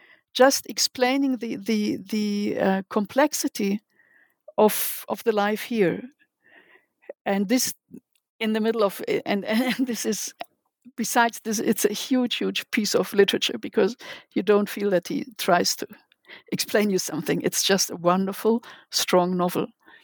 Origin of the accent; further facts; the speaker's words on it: Germany; now in Israel; I came from Germany. I was here in... I learned Hebrew in Hebrew classes in Ulpanim